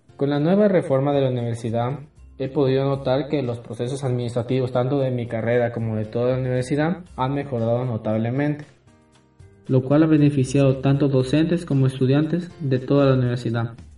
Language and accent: Spanish; Marcabelí, El Oro, Ecuador; moved away as an adult; now in Loja, Ecuador; vengo de la provincia del Loro, del cantón Marcabelín